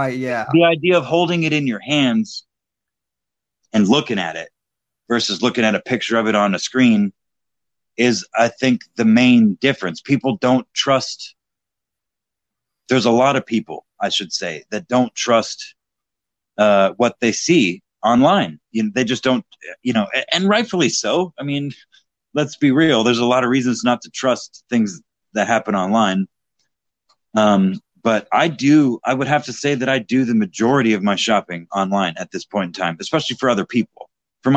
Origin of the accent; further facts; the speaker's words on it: Texas, United States; now in Indiana, United States; I currently live in Indiana, which is a Republican state, as you know, but I was born and raised in Texas